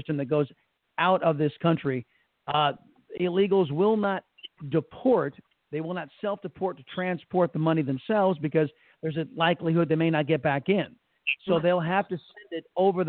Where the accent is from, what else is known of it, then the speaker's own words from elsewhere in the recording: San Diego, California, United States; moved away as an adult; now in Texas, United States; Born and raised in San Diego